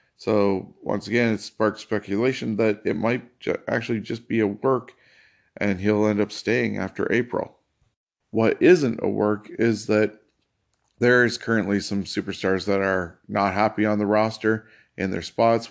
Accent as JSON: {"language": "English", "country": "Canada", "said": "As a Canadian"}